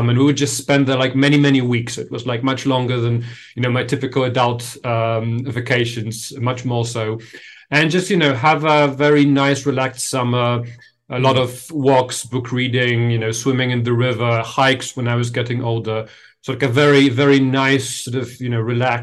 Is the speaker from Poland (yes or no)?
yes; Kraków, Lesser Poland, Poland; moved away as an adult; also born or lived in Warsaw; I grew up, there is this city, second biggest city in Poland, in southern Poland, called Kraków